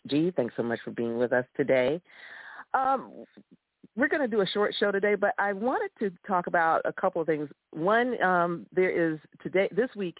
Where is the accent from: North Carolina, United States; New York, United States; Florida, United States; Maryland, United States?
Florida, United States; I grew up in Florida